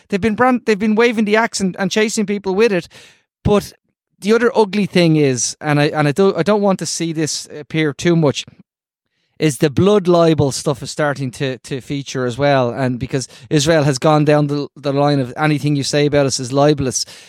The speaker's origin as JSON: {"language": "English", "country": "Ireland", "said": "I'm gonna say this as an Irish person"}